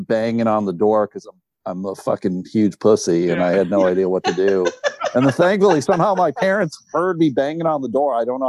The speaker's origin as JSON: {"language": "English", "town": "Buffalo", "region": "New York", "country": "United States", "tie": "born or raised there", "said": "I grew up in Buffalo"}